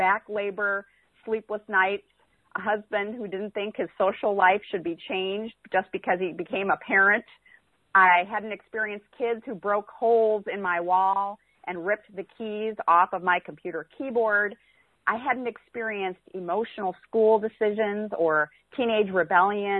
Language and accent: English; South Dakota, United States; moved away as an adult; now in Missouri, United States; So I am originally from South Dakota. I am from the cold northern state of South Dakota, where it seems like perpetual winter.